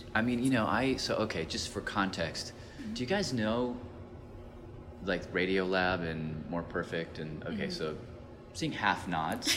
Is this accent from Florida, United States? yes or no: no; Nashville, Tennessee, United States; I grew up in Tennessee as a as this Arab kid